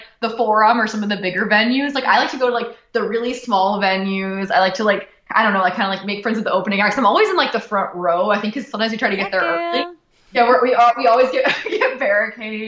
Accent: Brea, California, United States; I lived in the same like area all my life, like Brea, California. It's Fullerton

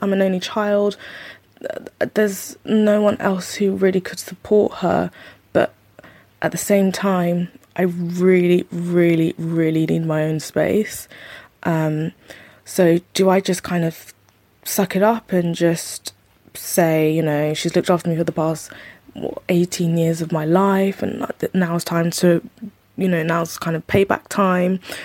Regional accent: London, United Kingdom; I'm twenty-four and I'm from London

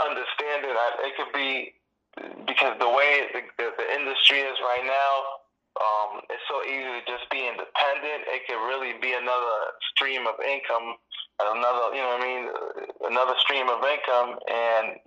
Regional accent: Boston, Massachusetts, United States; English is a second language; also born or lived in Havana, Cuba / Panama City, Panama; originally, I'm from Cuba. I was born in Cuba, in Havana. But, and then I moved to the States and pretty much raised in Boston, Massachusetts.

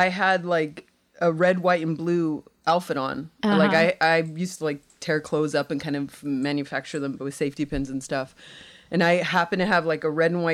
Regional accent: California, United States; I'm from California

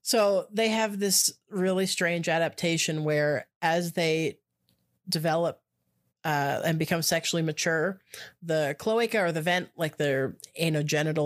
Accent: Canada; I'm Canadian

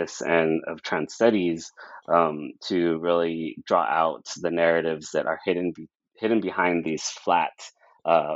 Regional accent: Brawley, California, United States; I was from Brawley, the town that I grew up

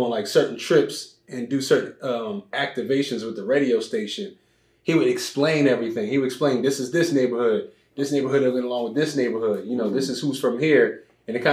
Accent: Philadelphia, Pennsylvania, United States; moved away as an adult; now in Los Angeles, United States; Born and raised Philadelphia.

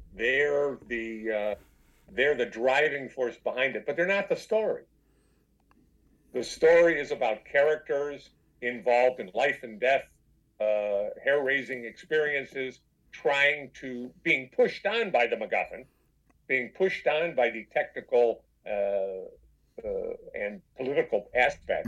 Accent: Detroit, Michigan, United States; I'm from Detroit

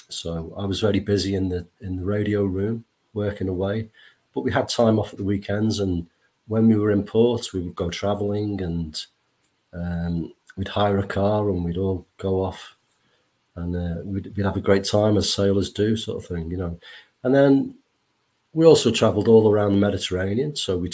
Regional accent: Wallasey, North West England, United Kingdom; If I go right back to as a 10-year-old child here in Wallasey, I was born in Wallasey.

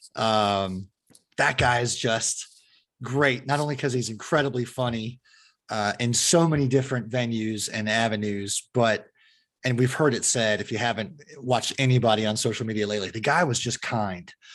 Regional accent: Fremont, California, United States; I grew up in the Fremont area, which is uh, opposite of the bay from San Francisco

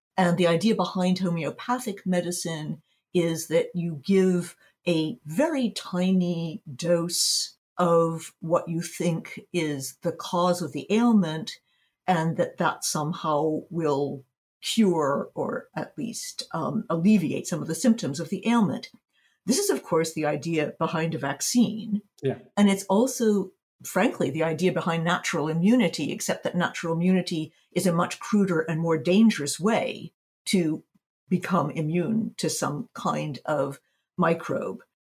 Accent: United States; now in Berlin, Germany; I'm based in Berlin, Germany. But I spend, I'm American.

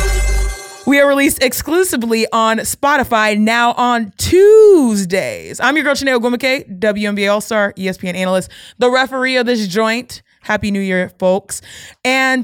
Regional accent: Nigeria; now in Los Angeles, United States; I'm Nigerian.

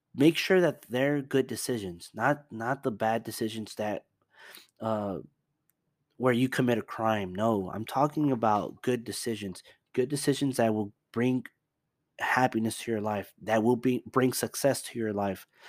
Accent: Dallas, Texas, United States; also born or lived in Houston; I'm from Dallas

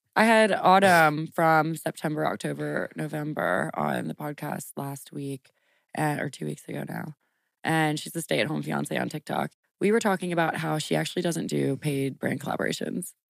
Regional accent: Lafayette, Louisiana, United States; moved away as an adult; also born or lived in New Orleans / Washington, D.C.; I moved from New Orleans to Lafayette in the third grade, and I lived with my mom

